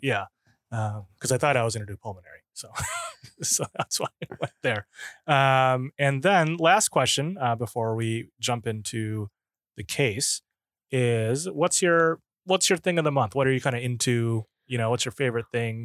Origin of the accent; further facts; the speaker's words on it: Minnesota, United States; moved away; I'm from Minnesota originally